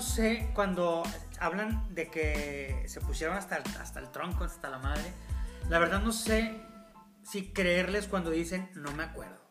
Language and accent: Spanish; Monterrey, Nuevo León, Mexico; hacemos nosotros como, regios